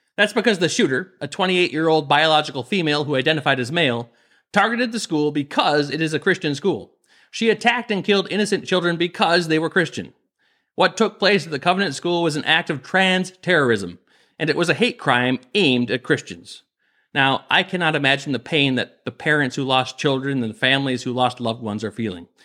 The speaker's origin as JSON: {"language": "English", "region": "Minnesota", "country": "United States", "tie": "born or raised there", "said": "my home state of Minnesota"}